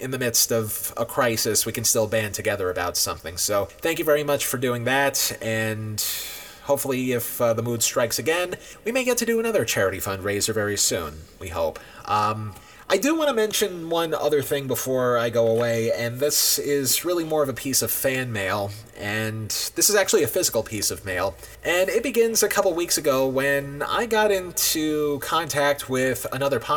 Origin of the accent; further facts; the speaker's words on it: New York, United States; I'm born and raised in New York